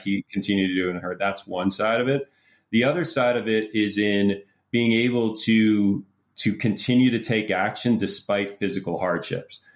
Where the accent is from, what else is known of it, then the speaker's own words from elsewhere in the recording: Pittsburgh, Pennsylvania, United States; I grew up in Pittsburgh